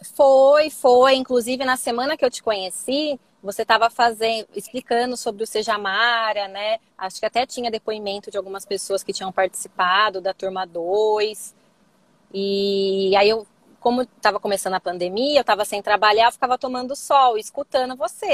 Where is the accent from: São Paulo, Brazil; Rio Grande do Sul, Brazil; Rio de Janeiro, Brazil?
São Paulo, Brazil; Campinas; Eu sou aqui de Campinas, é, tá. estado de São Paulo.